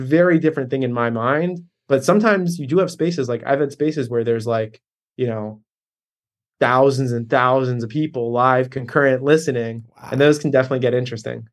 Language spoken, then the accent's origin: English; Baltimore, Maryland, United States; I'm in Baltimore right now. I grew up in Baltimore